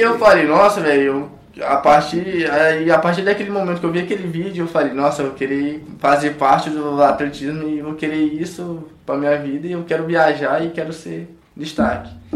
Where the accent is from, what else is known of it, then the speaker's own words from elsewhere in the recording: Codó, Maranhão, Brazil; now in Goiás, Brazil; vindo da cidade de Codó, pra quem não sabe, Codó do Maranhão